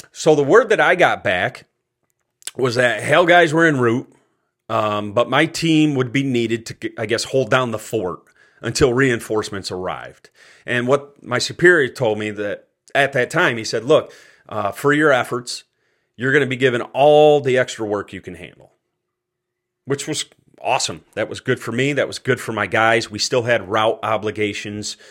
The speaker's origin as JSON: {"language": "English", "town": "Cortland", "region": "New York", "country": "United States", "tie": "born or raised there", "moved": "as an adult", "said": "my hometown of Cortland, New York"}